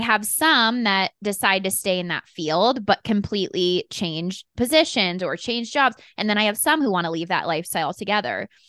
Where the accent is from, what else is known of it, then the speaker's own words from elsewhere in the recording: Colorado, United States; moved away; also born or lived in San Diego; I grew up in Colorado